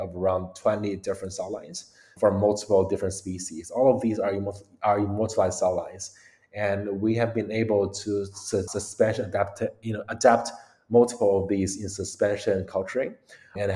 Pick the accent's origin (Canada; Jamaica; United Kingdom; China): China; Beijing; moved away as an adult; also born or lived in United States; I grew up in China, Beijing, and actually moved to the US around 11 years ago